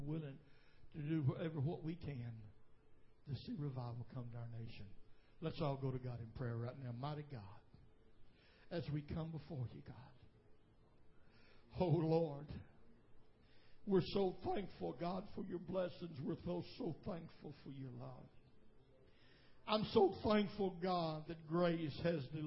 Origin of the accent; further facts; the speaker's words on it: United States; I was born in America